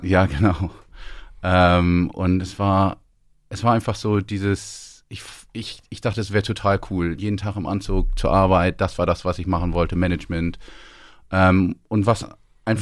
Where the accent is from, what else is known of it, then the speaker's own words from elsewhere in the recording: Northern Germany, Germany; moved away as an adult; also born or lived in London; now in Scotland, United Kingdom; Als Norddeutscher in der Schweiz